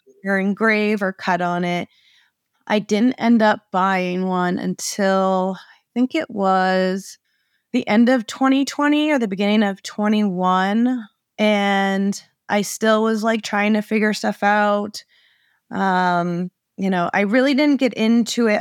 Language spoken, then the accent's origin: English; Maine, United States; also born or lived in Arizona; I was born and raised in Maine.